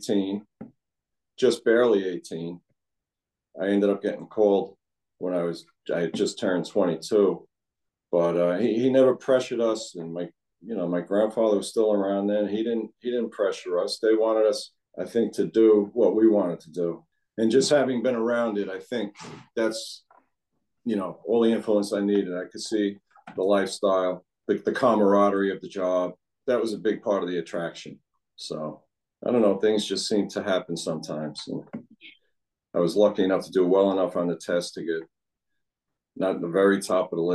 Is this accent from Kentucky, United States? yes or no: no; New York City, New York, United States; I was born and raised down in Riverdale, which is a section of the Bronx